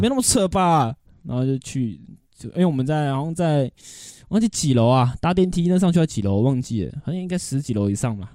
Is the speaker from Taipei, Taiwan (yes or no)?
yes; Taipei, Taiwan; 小时候在台北